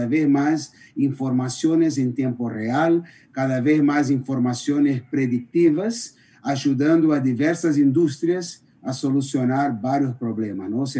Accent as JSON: {"language": "Spanish", "country": "Brazil", "second_language": "Spanish", "said": "Yo soy por el asiento está mirando, soy brasileño"}